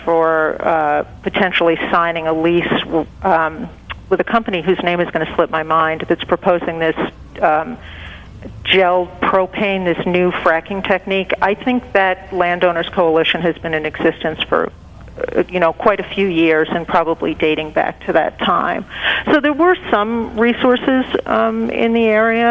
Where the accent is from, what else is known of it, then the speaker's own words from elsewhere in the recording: Long Island, New York, United States; I grew up on Long Island